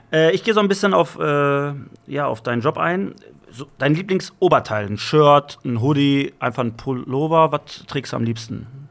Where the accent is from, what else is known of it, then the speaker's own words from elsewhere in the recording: Bottrop, North Rhine-Westphalia, Germany; Bottrop, Ruhrgebiet